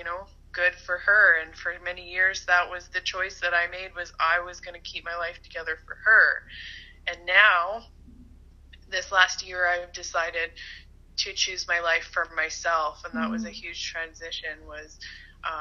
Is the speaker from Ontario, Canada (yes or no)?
no; Port Alberni, British Columbia, Canada; also born or lived in Kelowna, British Columbia; grown up in BC. I was born on Vancouver Island in Port Alberni. I spent most of my life there, kind of all over the island.